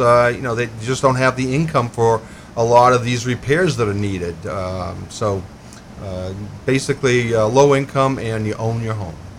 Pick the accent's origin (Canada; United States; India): United States; Lewiston, Maine; also born or lived in Colorado / Massachusetts; I was born here in Lewiston